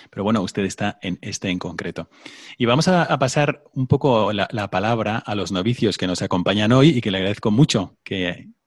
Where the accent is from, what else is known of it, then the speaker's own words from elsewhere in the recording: Mexico City, Mexico; Yo soy de México, de la Ciudad de México.